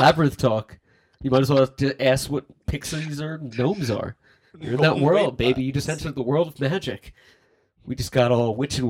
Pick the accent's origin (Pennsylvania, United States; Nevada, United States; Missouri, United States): Pennsylvania, United States; Philadelphia; moved away; I'm from Philly, too.